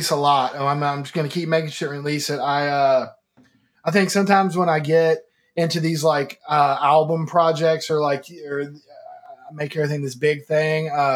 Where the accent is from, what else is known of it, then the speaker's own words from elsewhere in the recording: Kentucky, United States; moved away as an adult; now in Nashville, United States; I moved to Nashville from Kentucky when I was like 18, 19, somewhere in there.